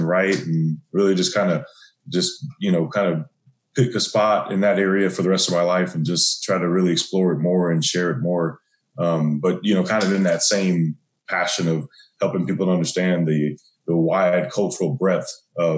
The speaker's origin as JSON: {"language": "English", "town": "St. Louis", "region": "Missouri", "country": "United States", "tie": "born or raised there", "said": "I'm born and raised in St. Louis, Missouri."}